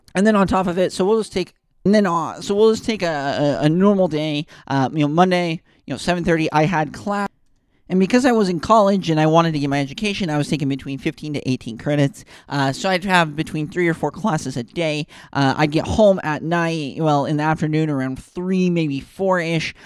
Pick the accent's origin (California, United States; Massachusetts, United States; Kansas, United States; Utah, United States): Utah, United States; Ogden; I grew up in Ogden, Utah, next to Weber State.